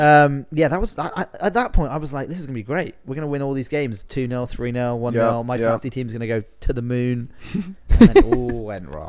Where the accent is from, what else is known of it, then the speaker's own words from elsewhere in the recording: United Kingdom; My local team, to my hometown.